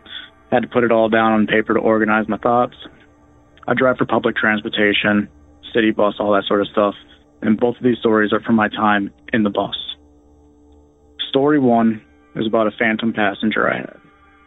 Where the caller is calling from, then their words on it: Minnesota, United States; I'm from Minnesota.